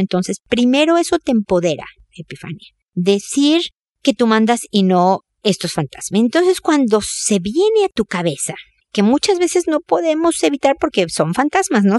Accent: Mexico; moved away as an adult; also born or lived in United States; now in Chile; en México, mi país de origen, en Chile, mi país de adopción

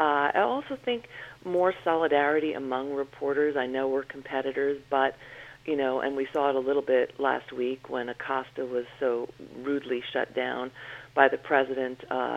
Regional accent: New York, United States; I was raised in a very close New York Irish family.

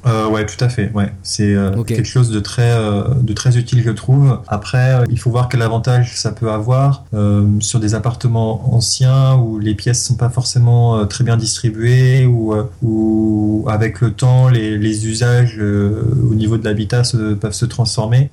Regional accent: Le Mans, Pays de la Loire, France; moi je viens du Mans

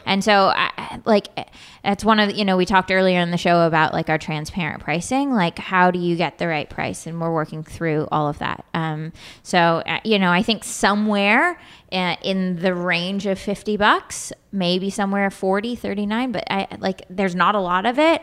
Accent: Sausalito, California, United States; I grew up in Sausalito, California

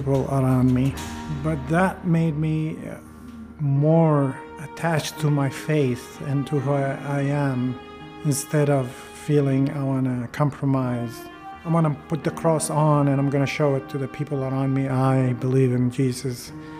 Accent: Baghdad, Baghdad Governorate, Iraq; moved away; I was born in Iraq, Baghdad, and my grandparents are from Turkey

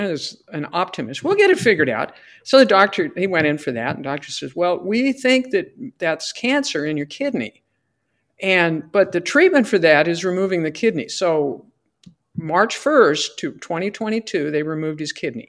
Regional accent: Fort Morgan, Colorado, United States; Fort Morgan, my hometown

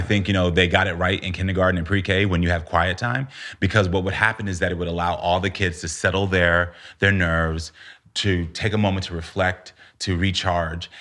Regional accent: United States; also born or lived in Texas / Florida; growing up in Texas and Florida had its moments

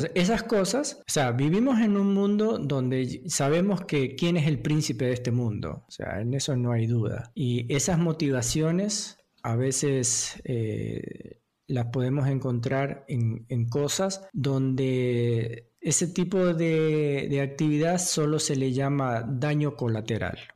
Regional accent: Argentina; acá el único argentino soy yo

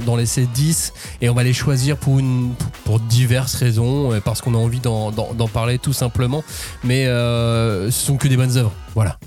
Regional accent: France; nous en tant que Français

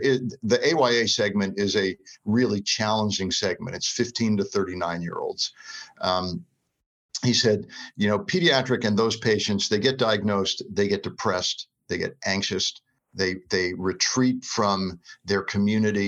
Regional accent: South Florida, United States; moved away; growing up in South Florida on the water

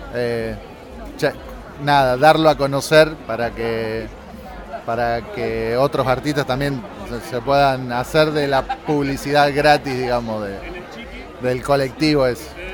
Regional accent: Rosario, Santa Fe, Argentina; la ciudad de Rosario que es de donde soy yo

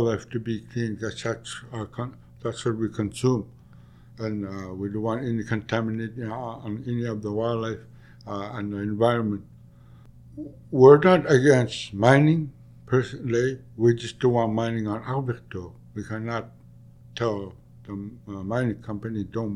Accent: Middle Lake, near Taloyoak, Nunavut, Canada; My parents and I, like, we grew up on Middle Lake.

